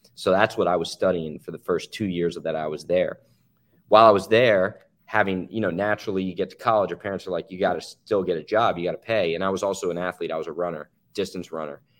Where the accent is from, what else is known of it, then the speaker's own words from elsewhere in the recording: New Jersey, United States; I'm from New Jersey originally. Both my parents, we grew up in Jersey.